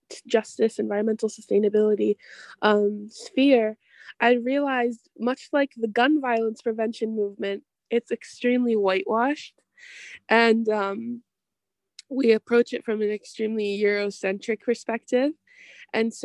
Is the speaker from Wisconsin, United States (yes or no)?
yes; Milwaukee, Wisconsin, United States; I was born and raised in Milwaukee, Wisconsin